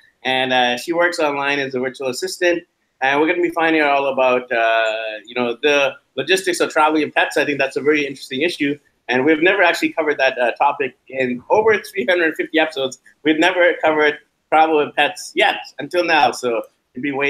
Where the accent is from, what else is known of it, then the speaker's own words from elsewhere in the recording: Canada; we're from Canada